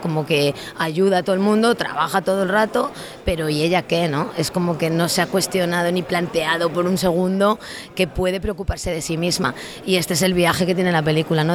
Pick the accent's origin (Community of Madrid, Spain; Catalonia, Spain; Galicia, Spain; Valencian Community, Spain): Galicia, Spain; Lugo; yo soy de una zona de Lugo, de interior